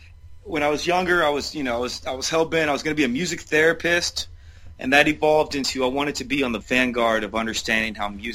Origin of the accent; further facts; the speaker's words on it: Roanoke, Virginia, United States; moved away as an adult; now in Johnson City, United States; Sure. I grew up in Roanoke, Virginia. And moved to Johnson City, Tennessee in 2009 to finish school.